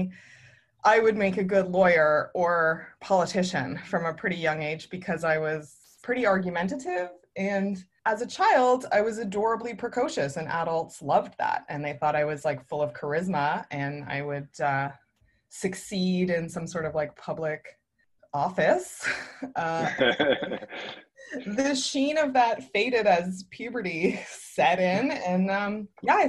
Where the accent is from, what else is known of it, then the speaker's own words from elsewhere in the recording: Hamilton, Ontario, Canada; moved away; I was born in Hamilton, Ontario, where I currently live again